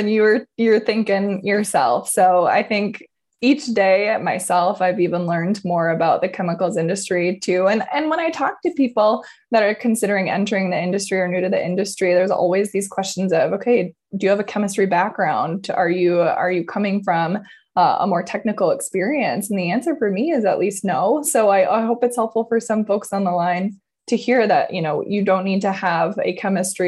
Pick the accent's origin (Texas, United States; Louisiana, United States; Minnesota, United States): Minnesota, United States; Stillwater; also born or lived in Denver, United States; now in Minneapolis, United States; home base for me, you guys, is Minneapolis. I'm from the east side of Minnesota, from the Stillwater area